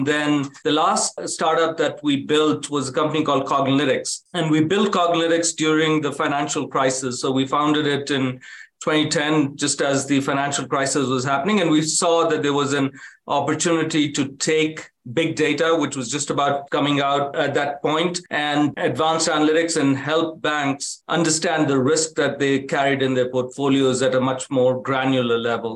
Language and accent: English; India; moved away as an adult; also born or lived in Africa / Kanpur, India; now in United States; I grew up in India and Africa